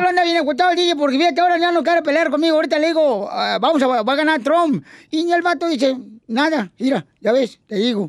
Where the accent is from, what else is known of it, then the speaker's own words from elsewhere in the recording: Sahuayo, Michoacán, Mexico; Saguay, Michoacán, donde soy yo, es bien tranquilo